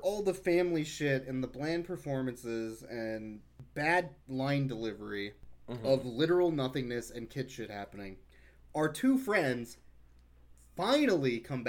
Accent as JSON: {"language": "English", "region": "Midwest", "country": "United States", "said": "I'm from the Midwest"}